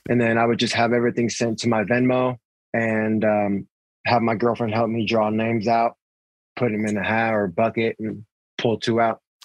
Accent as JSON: {"language": "English", "town": "San Diego", "region": "California", "country": "United States", "tie": "born or raised there", "said": "Born and raised in San Diego."}